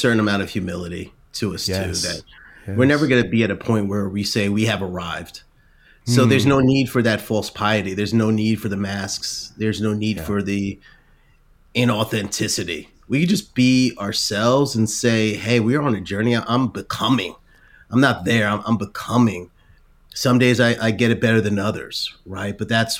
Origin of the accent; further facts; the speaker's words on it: New Jersey, United States; but I'm from Jersey, and more than once I might have called someone an idiot in my mind